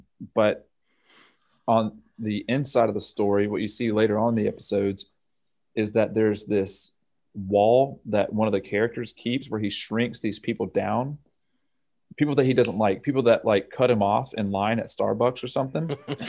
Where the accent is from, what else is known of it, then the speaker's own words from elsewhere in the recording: the South, United States; accent: Southern; No, J-ing. Oh, no, I'm sorry. That's my Southern accent.